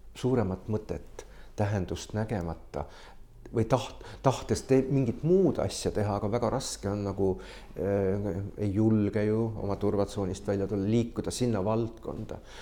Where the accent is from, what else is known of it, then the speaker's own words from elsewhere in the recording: Estonia; mina ja Signe oleme Eestist